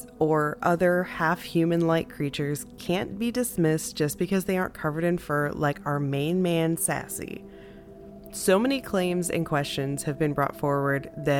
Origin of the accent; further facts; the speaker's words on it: Missouri, United States; now in Texas, United States; I am from Missouri, and I consider Missouri and the states immediately around Missouri to be the Midwest. When I moved to Texas